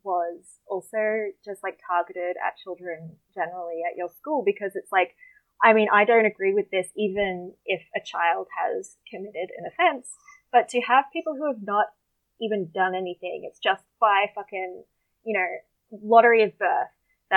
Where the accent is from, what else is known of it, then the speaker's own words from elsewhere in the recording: Deception Bay, Queensland, Australia; moved away; my hometown's called Deception Bay.